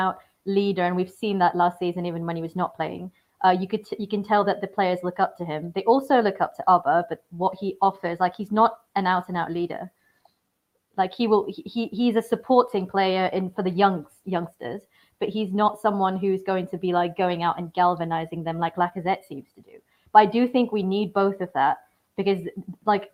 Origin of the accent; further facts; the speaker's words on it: Mumbai, Maharashtra, India; now in Boston, United States; I grew up in Mumbai, so I'm from India